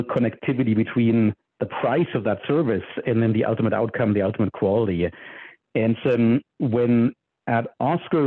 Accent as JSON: {"language": "English", "country": "Germany", "moved": "as an adult", "lives_now": "United States", "said": "I'm from Germany originally, and I grew up programming"}